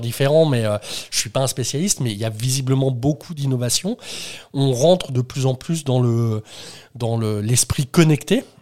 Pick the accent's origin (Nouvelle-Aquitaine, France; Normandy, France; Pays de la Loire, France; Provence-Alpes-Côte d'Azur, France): Normandy, France; moi, je viens de Normandie